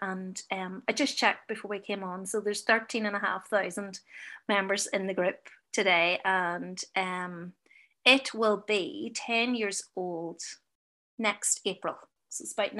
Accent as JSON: {"language": "English", "town": "Enniskillen", "region": "Northern Ireland", "country": "United Kingdom", "said": "And I'm from Enniskillen, as I said earlier. So, you know, I want a group in Enniskillen."}